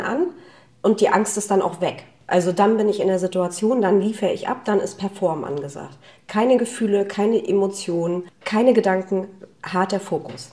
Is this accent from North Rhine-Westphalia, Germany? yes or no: no; Wismar, Mecklenburg-Vorpommern, Germany; also born or lived in Rostock; ich komme ja ursprünglich aus Wismar.